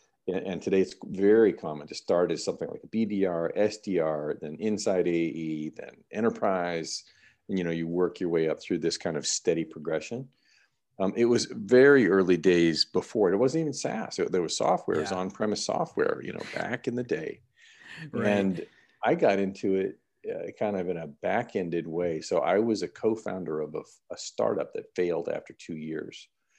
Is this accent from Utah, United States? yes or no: no; North Carolina, United States; moved away as an adult; also born or lived in Mississippi / Washington, D.C.; now in Sweden; I grew up in North Carolina.